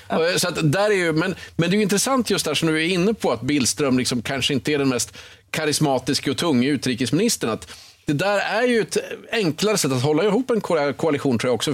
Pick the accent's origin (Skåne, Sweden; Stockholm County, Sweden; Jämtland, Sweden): Jämtland, Sweden; Östersund; moved away; när jag åker till Östersund där jag växte upp